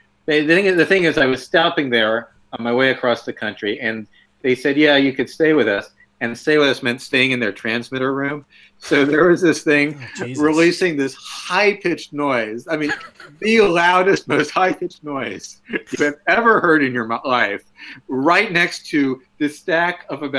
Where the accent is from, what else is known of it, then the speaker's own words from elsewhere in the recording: Chapel Hill, North Carolina, United States; moved away as an adult; also born or lived in Michigan; the station in North Carolina where I was growing up.